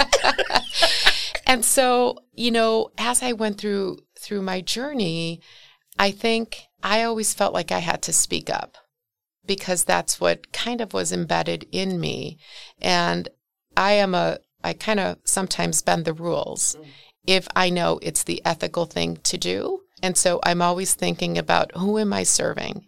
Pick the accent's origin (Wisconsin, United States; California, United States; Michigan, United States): Wisconsin, United States; Milwaukee; born or raised there